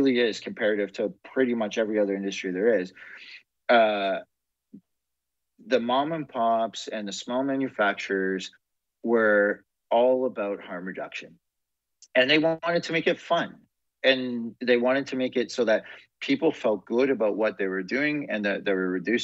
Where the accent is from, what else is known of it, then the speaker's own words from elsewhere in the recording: Canada; as a Canadian